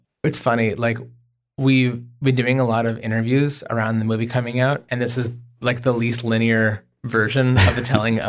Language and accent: English; Oklahoma, United States; I am from Oklahoma.